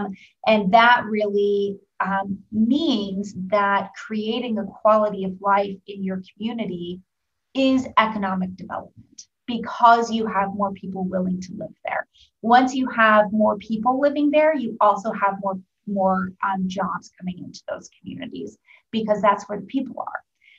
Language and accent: English; Oregon, United States; now in Indiana, United States; So for example, I'm from Oregon, and I've lived all over the country. I moved to the Midwest. I moved to Indiana because of my job.